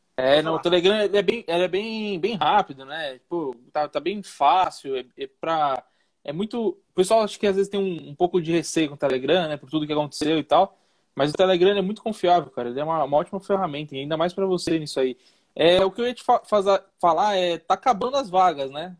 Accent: São Paulo, Brazil; eu sou de São Paulo

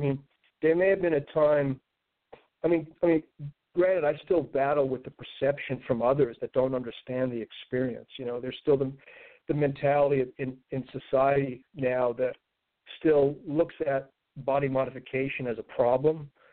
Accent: New York City, New York, United States; moved away as an adult; growing up in Brooklyn in a very kind of limited circumstance

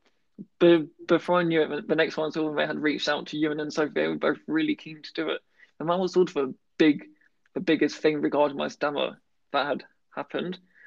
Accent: United Kingdom; being very British

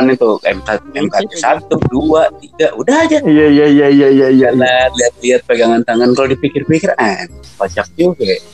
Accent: East Jakarta, Jakarta, Indonesia; soalnya kan gue anak Jakarta Timur nih

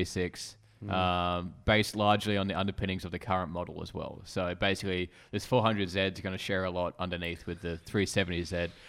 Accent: Australia; Which I reckon it could, being Australian and, you know...

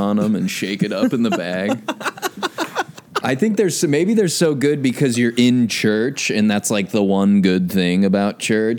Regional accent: Omaha, Nebraska, United States; Omaha, Nebraska.

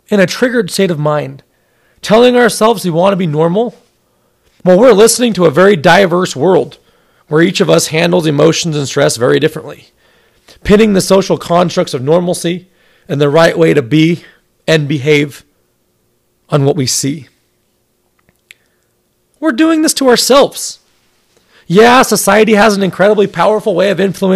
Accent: Salt Lake City, Utah, United States; I grew up in Salt Lake City, Utah, surrounded by my loving family and incredibly supportive friends

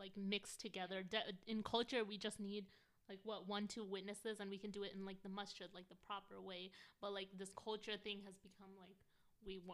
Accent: United States; I was raised in America

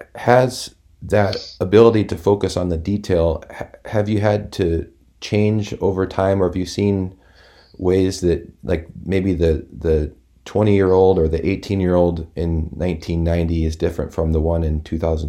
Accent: Indiana, United States; I grew up in Indiana

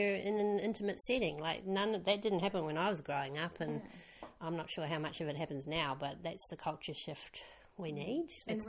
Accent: Perth, Western Australia, Australia; also born or lived in New Zealand; I'm kind of half. I was born in New Zealand, but grew up in Australia.

